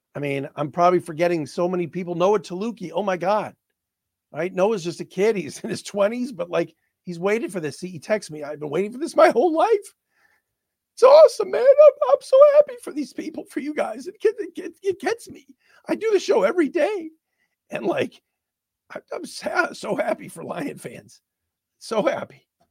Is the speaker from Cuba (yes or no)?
no; Cleveland, Ohio, United States; now in Detroit, United States; I grew up in Cleveland.